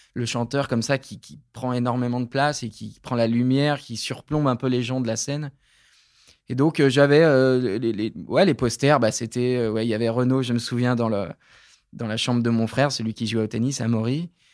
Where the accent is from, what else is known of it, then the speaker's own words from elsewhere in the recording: Creuse, Nouvelle-Aquitaine, France; J'ai grandi dans la Creuse